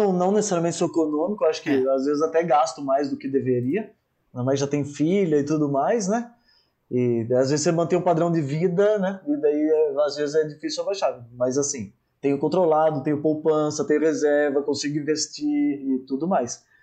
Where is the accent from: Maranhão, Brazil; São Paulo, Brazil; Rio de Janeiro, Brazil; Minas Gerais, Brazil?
São Paulo, Brazil; Socorro; accent: caipira; Nasci no interior, sou socorrense, caipira, interior de São Paulo